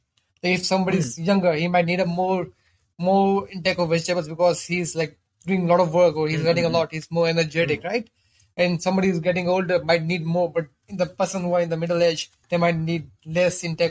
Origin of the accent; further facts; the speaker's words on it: Pakistan; now in Hong Kong; I'm coming from a different country, right? I'm coming from Pakistan